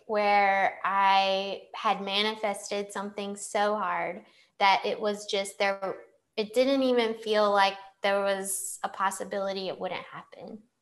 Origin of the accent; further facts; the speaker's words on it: Clayton, North Carolina, United States; moved away as an adult; also born or lived in Chicago; I come from Clayton, a small town outside Raleigh.